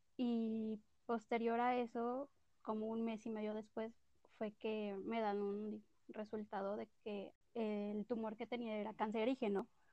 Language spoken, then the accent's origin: Spanish; Cuernavaca, Morelos, Mexico; Soy de Cuernavaca, Morelos y tengo orgullosamente 25 años